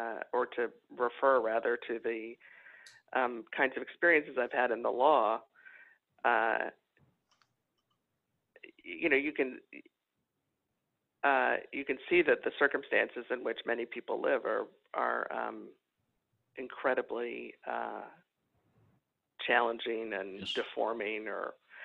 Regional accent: Los Angeles, California, United States; moved away; I'm from Los Angeles originally

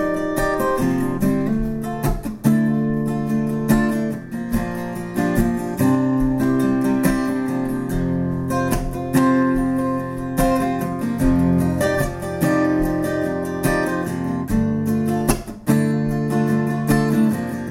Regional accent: Bay Area, California, United States; moved away as an adult; also born or lived in Nashville; now in Central California, United States; I grew up in the Bay Area

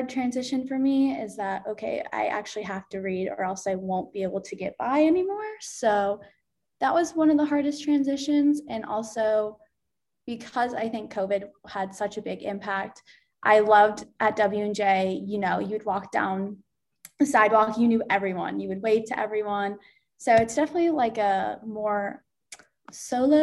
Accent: Jamestown, New York, United States; also born or lived in Buffalo, New York; I'm from Jamestown and I go to UB, the University of Buffalo

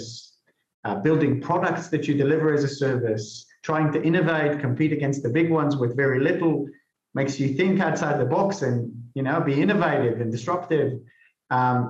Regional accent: Israel; moved away; I'm originally from Israel, so I joined the army

